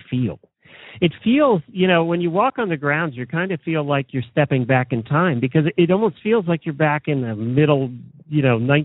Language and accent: English; Lancaster County, Pennsylvania, United States; now in Ocala, United States; We grew up in Lancaster County, so I know Reading very well